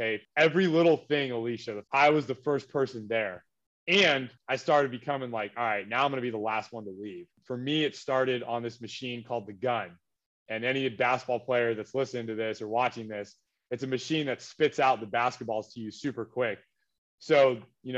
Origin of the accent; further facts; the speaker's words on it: Orange County, California, United States; I'm from Orange County, California